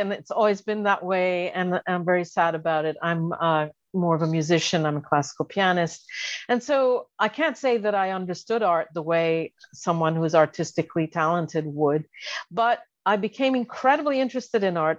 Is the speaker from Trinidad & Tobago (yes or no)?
no; Paris, Île-de-France, France; just by virtue of living and growing up in Paris, I became very enthralled by art